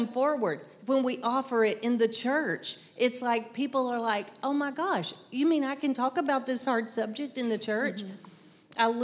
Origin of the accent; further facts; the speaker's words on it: the South, United States; I'm from the South. I don't hear my accent, but everybody says I have one